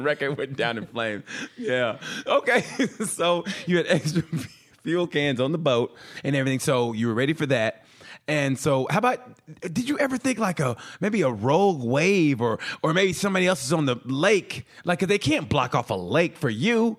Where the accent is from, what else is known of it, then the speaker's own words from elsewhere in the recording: Oklahoma, United States; I grew up in Oklahoma